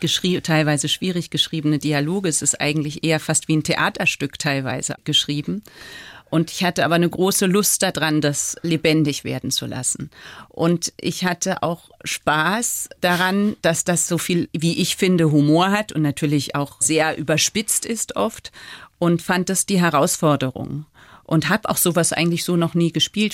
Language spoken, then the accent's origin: German; Freiburg, Baden-Württemberg, Germany; now in Paris, France; meine Kindheit in Freiburg